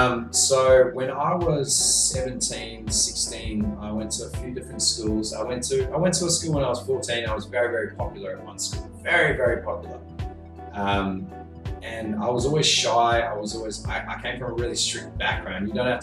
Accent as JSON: {"language": "English", "country": "New Zealand", "tie": "born or raised there", "also_born_or_lived": "South Africa", "said": "we moved to New Zealand when I was about 6 years old. Mm. So I grew up in New Zealand."}